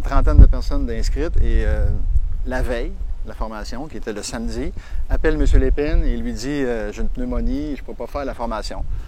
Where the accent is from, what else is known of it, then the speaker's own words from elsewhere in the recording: Sorel-Tracy, Quebec, Canada; je suis natif de Sorel